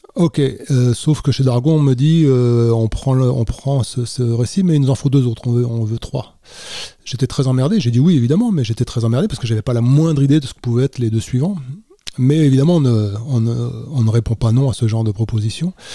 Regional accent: Mauges, Pays de la Loire, France; je viens d'un petit coin de France qui s'appelle les Mauges

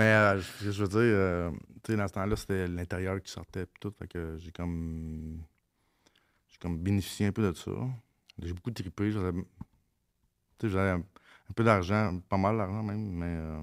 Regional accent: Mont-Saint-Michel, Quebec, Canada; je viens de Mont-Saint-Michel, dans le bout de Mont-Laurier

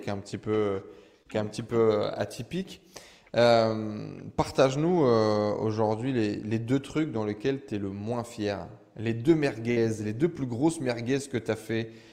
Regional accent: northern France, France; je viens du nord de la France

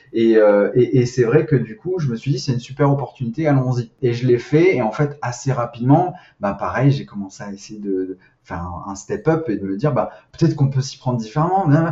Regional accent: Nice, Provence-Alpes-Côte d'Azur, France; je viens de Nice

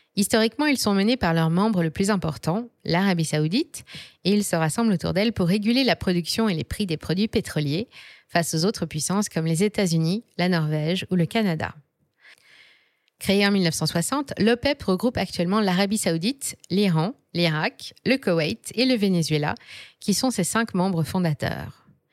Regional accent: France; chez nous, en France

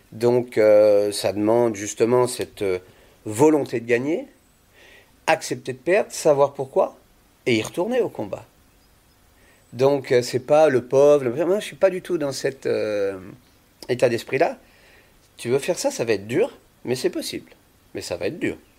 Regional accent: Vendée, Pays de la Loire, France; moved away as an adult; je viens de Vendée

